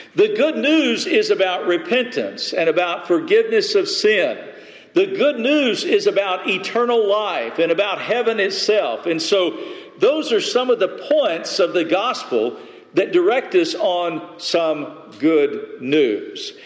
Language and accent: English; West Texas, United States; I grew up in the desert, I grew up in West Texas.